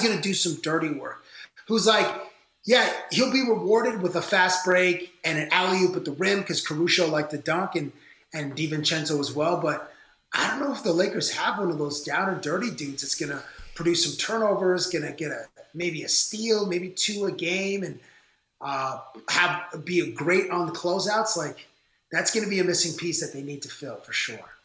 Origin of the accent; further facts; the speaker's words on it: Toronto, Ontario, Canada; I'm from Toronto. We're both from Toronto